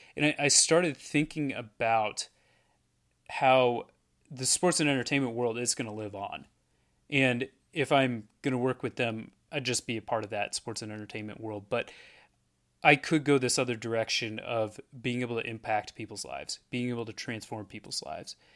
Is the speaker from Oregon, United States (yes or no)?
yes; Portland, Oregon, United States; moved away as an adult; also born or lived in Erie, Pennsylvania; I'm, I'm from Oregon